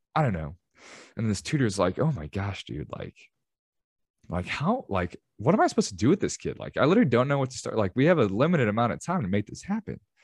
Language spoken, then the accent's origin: English; Chicago, Illinois, United States; I'm from Chicago